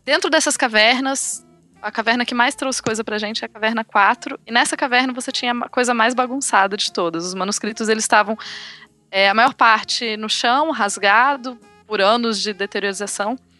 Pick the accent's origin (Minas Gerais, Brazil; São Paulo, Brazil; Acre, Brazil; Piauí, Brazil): Acre, Brazil; Rio Branco; moved away as an adult; now in Birmingham, United Kingdom; eu nasci no Acre, sou acriana, de Rio Branco.